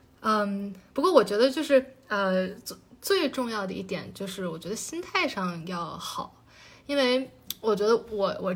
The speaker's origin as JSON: {"language": "Chinese", "country": "China", "said": "就是是马克思，就是我们中国人非常熟悉的马克思。"}